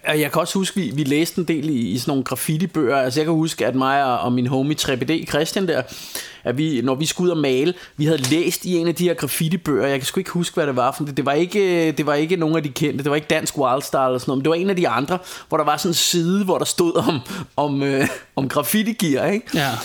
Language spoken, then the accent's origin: Danish; Denmark; jeg er fra Danmark